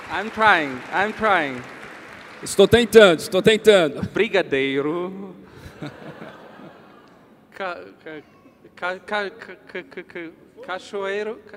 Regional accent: Ukraine; born there; Portuguese is a second language; E eu nasci em um lugar muito especial. I was born in Ukraine. Eu nasci na Ucrânia. In 1988. Em 1988.

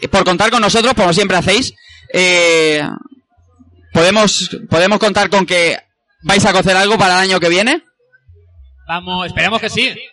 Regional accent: Elche, Valencian Community, Spain; gente como Irre y yo que venimos de Elche o, Sito y, y Evil que vienen de Barcelona, podamos juntarnos a mitad de camino

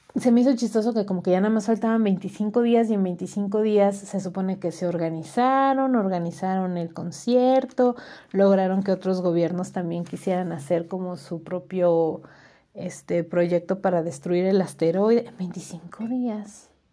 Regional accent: Hidalgo, Mexico; acá en mi pueblo

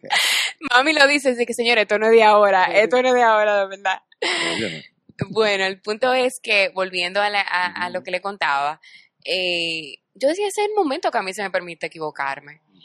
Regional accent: Dominican Republic; Muy orgullosa de ser dominicana

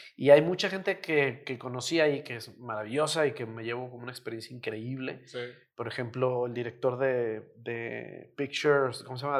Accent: Mexico; los mexicanos somos así

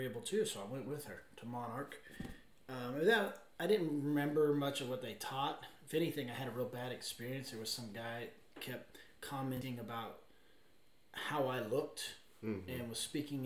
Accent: Arizona, United States; I grew up in Arizona.

